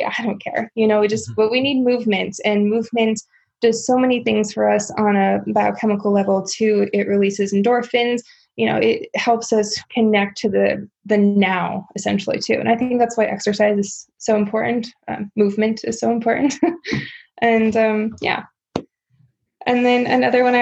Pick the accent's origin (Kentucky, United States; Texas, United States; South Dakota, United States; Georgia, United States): South Dakota, United States; growing up in South Dakota